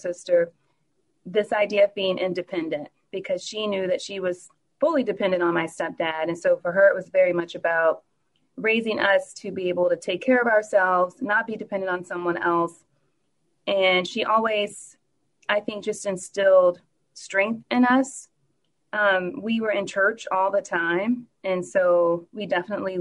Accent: New Orleans, Louisiana, United States; now in Dallas, United States; I am from New Orleans, born and raised

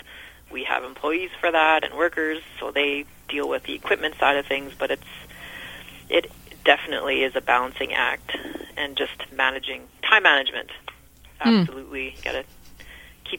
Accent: Altona, Manitoba, Canada; also born or lived in Alberta / Grunthal, Manitoba; I was born in Alberta, and then I grew up in a small town south of Winnipeg in Altona on 7 acres.

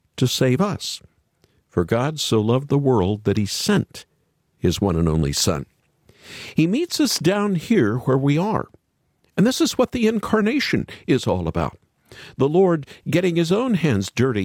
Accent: Oklahoma, United States; I grew up in Oklahoma

